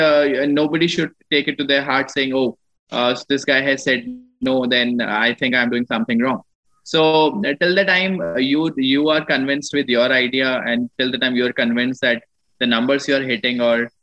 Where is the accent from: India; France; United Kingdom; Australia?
India; Ludhiana, Punjab; moved away as an adult; also born or lived in Jodhpur, Rajasthan / Delhi; I come from Ludhiana. I was born in Jodhpur, Rajasthan. I was brought up in Ludhiana, did my schooling from Ludhiana, Punjab.